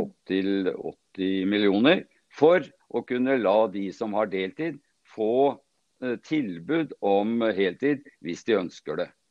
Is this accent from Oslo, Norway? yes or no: no; Sandvika, Akershus, Norway; Jeg er født og oppvokst her i Sandvika